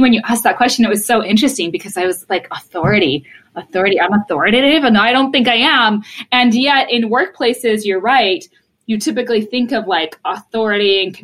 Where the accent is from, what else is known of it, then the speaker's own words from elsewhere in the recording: Poland; moved away; I was born in Poland.